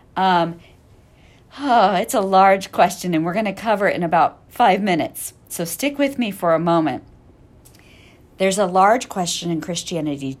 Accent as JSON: {"language": "English", "region": "Missouri", "country": "United States", "tie": "born or raised there", "said": "I grew up in Missouri"}